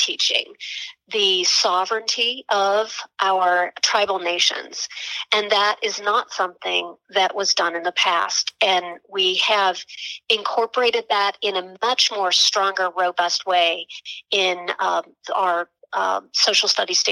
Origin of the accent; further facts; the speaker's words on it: Tulsa, Oklahoma, United States; as a young person growing up in Tulsa, Oklahoma